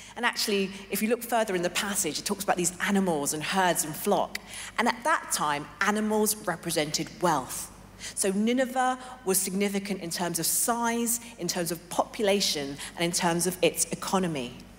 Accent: London, United Kingdom; moved away as an adult; also born or lived in Hong Kong / New York City; I was born and raised in London

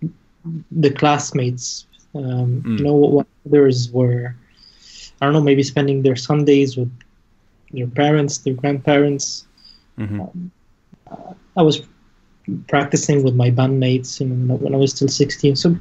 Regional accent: Lebanon; I grew up in Lebanon, you know, I did high school there

